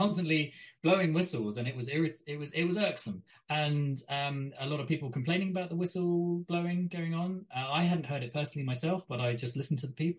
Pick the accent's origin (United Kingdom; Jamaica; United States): United Kingdom; I'm British, aren't I? I've watched British politicians since the 80s.